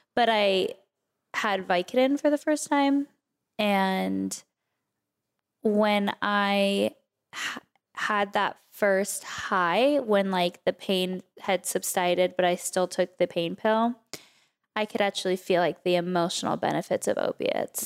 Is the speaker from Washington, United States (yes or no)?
no; Oak Park, California, United States; also born or lived in Calabasas; I actually grew up in Oak Park, which was a little tiny suburb, basically, of Westlake